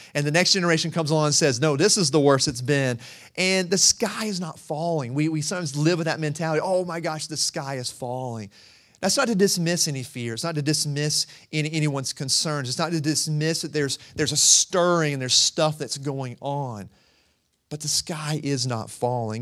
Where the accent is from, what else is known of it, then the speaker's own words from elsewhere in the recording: rural North Carolina, United States; I'm from the mountains. I'm from rural North Carolina too, so I say humble. I put that H in there